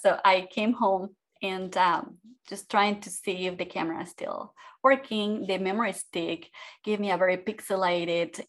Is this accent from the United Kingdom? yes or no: no; Mexico; moved away as an adult; also born or lived in Austria; now in Florida, United States; I was born in Mexico, like you say, in a family of five girls